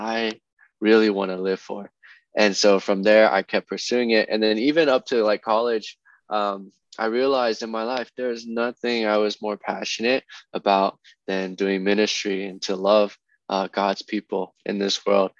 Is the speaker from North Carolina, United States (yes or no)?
yes; Charlotte, North Carolina, United States; moved away as an adult; now in Anaheim, United States; I'm from North Carolina, Charlotte, North Carolina, born and raised there